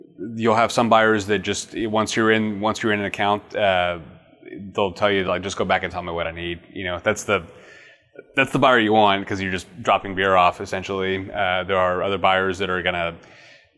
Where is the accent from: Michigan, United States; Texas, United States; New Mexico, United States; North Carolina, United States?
Texas, United States; Austin; moved away as an adult; now in Houston, United States; I'm from Austin originally